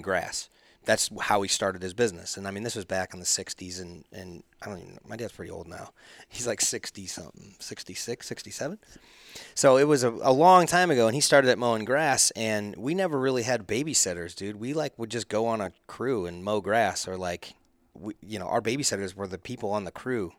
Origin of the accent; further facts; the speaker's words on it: Chesterfield, Missouri, United States; I grew up in Chesterfield, like, just down the hill from, from all the rich kids